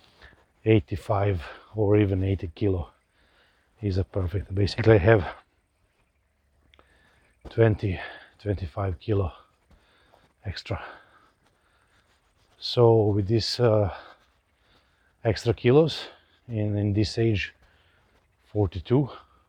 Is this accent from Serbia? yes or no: yes; Novi Sad, Vojvodina, Serbia; also born or lived in India; I grew up in Serbia